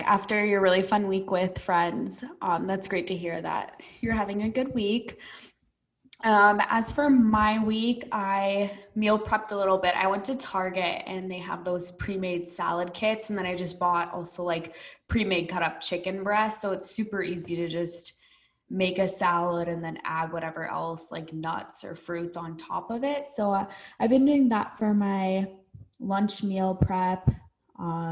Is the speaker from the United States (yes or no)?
yes; Midwest, United States; now in Arizona, United States; growing up in the Midwest